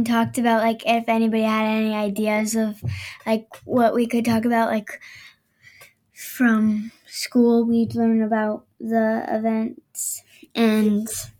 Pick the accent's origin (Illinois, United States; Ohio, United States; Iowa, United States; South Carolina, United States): Iowa, United States; Davenport; Davenport, Iowa.